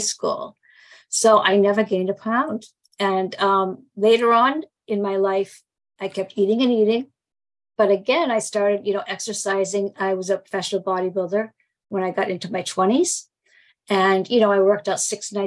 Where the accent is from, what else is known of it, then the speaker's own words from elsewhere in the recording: Boston, Massachusetts, United States; I'm from Boston